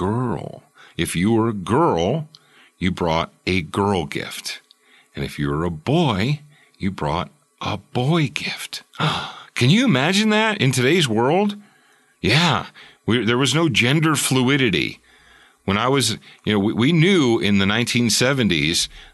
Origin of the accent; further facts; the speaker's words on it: Roseville, Michigan, United States; also born or lived in Detroit, Michigan; I was born actually in the city of Detroit